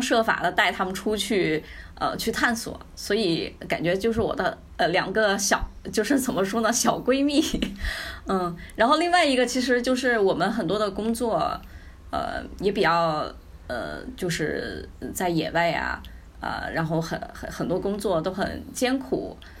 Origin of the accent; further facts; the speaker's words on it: Yunnan, China; 因为我从小在云南长大，所以我在十八岁之前，其实真的没有见过